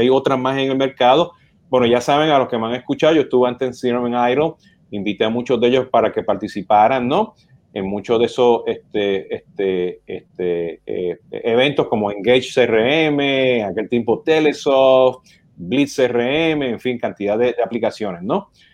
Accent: Puerto Rico; siendo puertorriqueño o boricua, como nos dicen

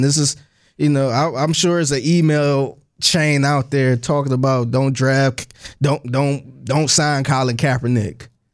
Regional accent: Cleveland, Ohio, United States; moved away as an adult; now in Houston, United States; I'm originally from Cleveland, Ohio.

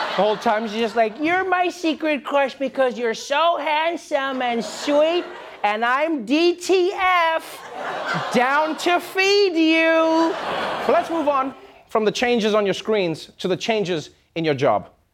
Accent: South Africa

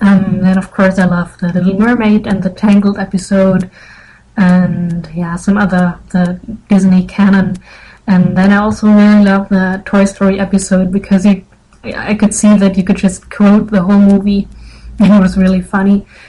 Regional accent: Germany; I'm 18 years old, and I'm from Germany

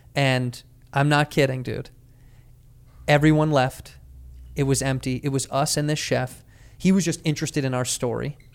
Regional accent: United States; I'm an American

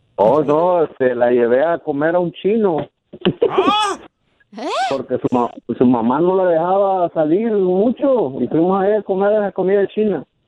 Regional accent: Córdoba, Veracruz, Mexico; Yo soy de Veracruz, de Córdoba

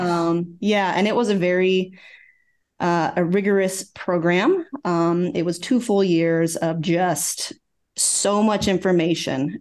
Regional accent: Oklahoma, United States; moved away as an adult; also born or lived in Virginia; I'm originally from Oklahoma, so I worked in Oklahoma City

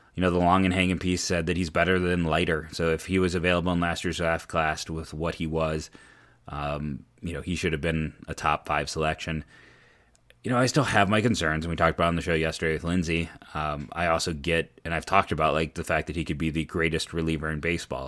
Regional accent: Akron, Ohio, United States; I was born and raised in Akron, uh, Northeast Ohio kid

